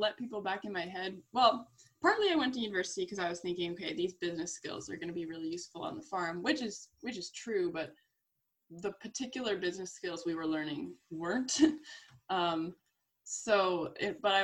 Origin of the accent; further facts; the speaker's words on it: Ontario, Canada; I'm from Ontario, so it's like a 7-hour drive away.